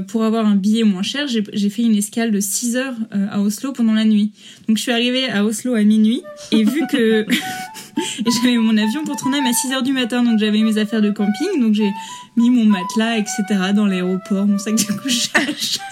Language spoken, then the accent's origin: French; Rouen, Normandy, France; moved away as an adult; also born or lived in Paris; now in Trondheim, Norway; Je suis originaire de Normandie en France, de Rouen